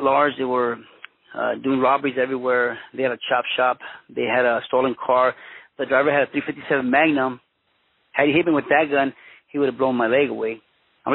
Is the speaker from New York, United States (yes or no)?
no; Los Angeles, California, United States; also born or lived in Mexico / Huntington Park / Boyle Heights; I was born in Mexico, but I was raised in Los Angeles, California. My parents came to the United States when I was 1 year old.